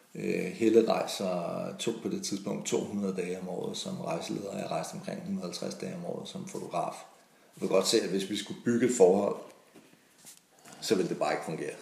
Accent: Denmark; moved away as an adult; also born or lived in Italy; så er der altså rare hjemme i Danmark. Og så flyttede vi, øh, vi hjem igen.

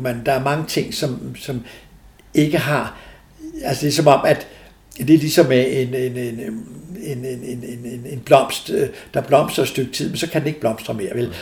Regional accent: Denmark; jeg kommer fra Danmark

